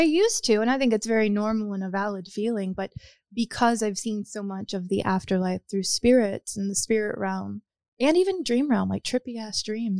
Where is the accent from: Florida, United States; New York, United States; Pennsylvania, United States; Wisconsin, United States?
Florida, United States; Pensacola; I grew up in Pensacola, Florida. Okay. So in the panhandle of Florida. It's like right outside of New Orleans.